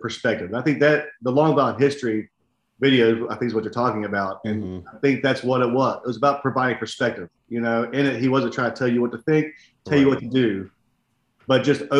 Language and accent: English; West Virginia, United States; accent: West Virginian; now in Tennessee, United States